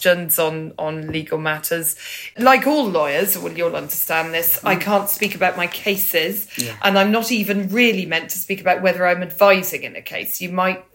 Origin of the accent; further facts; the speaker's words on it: Banbury, South East England, United Kingdom; I was born in Banbury. I love Banbury. It's a very important part of me